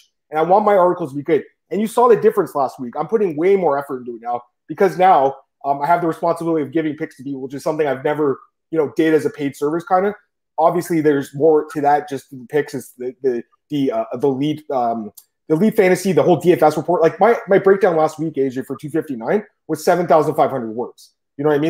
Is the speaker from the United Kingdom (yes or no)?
no; Canada; I'm from Canada